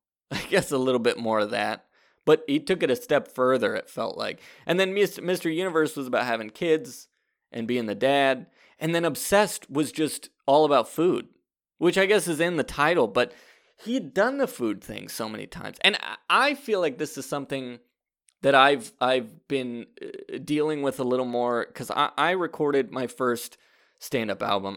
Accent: Fresno, California, United States; I grew up in Fresno, California

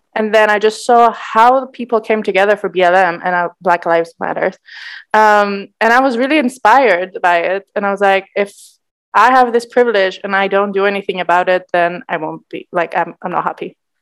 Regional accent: Cyprus; growing up in Cyprus

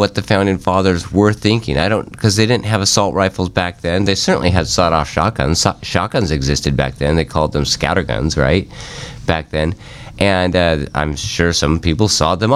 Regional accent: Sandpoint, Idaho, United States; I grew up in Sandpoint, Idaho

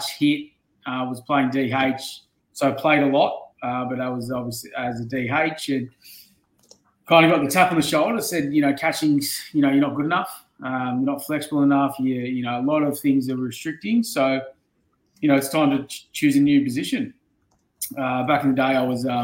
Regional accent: Illawarra, New South Wales, Australia; I grew up in the Illawarra region

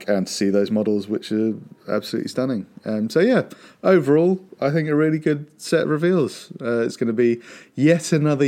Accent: United Kingdom; being British

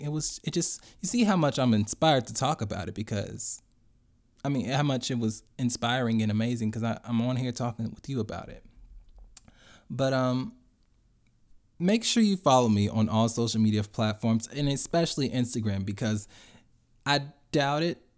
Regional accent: Chicago, Illinois, United States; I grew up and went to Roseland Christian School in Chicago.

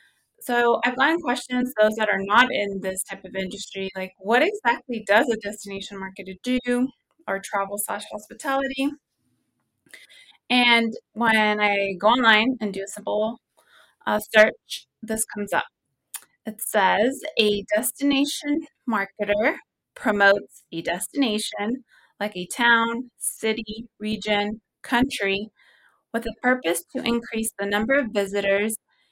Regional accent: California, United States; I personally enjoy it because I'm originally from the Central Valley.

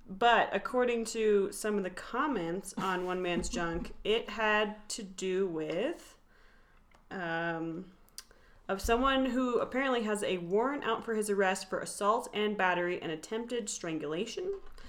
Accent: Summit County, Colorado, United States; for those of you who don't know. Born and raised in Summit County, moved away briefly in my later years, and now I've come back.

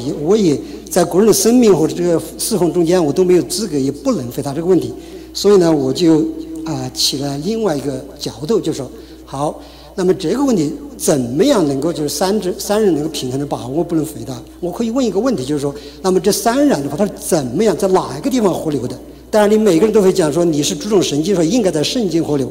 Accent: China; 我就是呃，我是从国内大陆来的，呃，九五年信主的

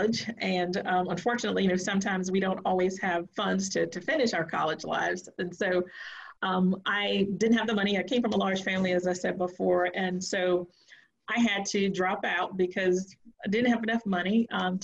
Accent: Virginia, United States; now in North Carolina, United States; I live in North Carolina, but I was born and raised in Virginia on a farm

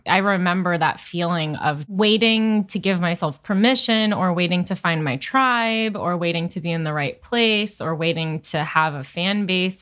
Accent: Chatham, New York, United States; also born or lived in Hoboken, New Jersey; I'm from Chatham

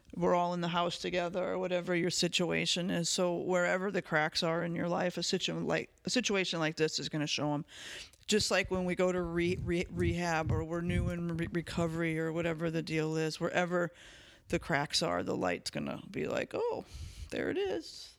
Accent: United States

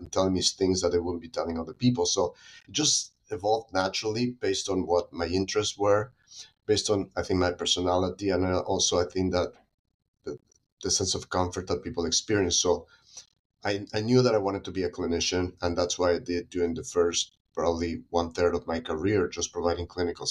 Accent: Mexico City, Mexico; moved away as an adult; also born or lived in United States; now in San Diego, United States; I was born and raised in Mexico City

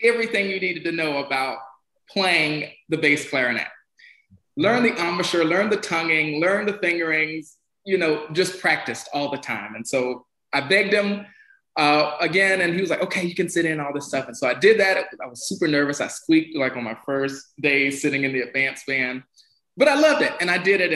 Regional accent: Waycross, Georgia, United States; I'm from Waycross, Georgia. So small town, country boy, had one high school

